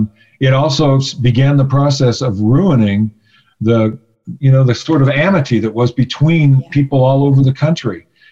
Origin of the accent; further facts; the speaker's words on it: Arizona, United States; I was raised in a conservative environment. I was raised in Arizona.